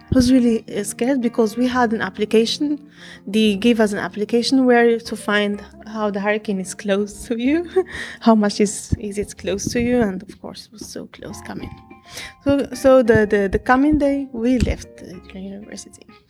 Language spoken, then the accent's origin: English; Fez, Fès-Meknès, Morocco; English is a second language; moved away as an adult; now in Conway, United States; I'm from Morocco, from Fez City, and I'm here in South Carolina, Conway.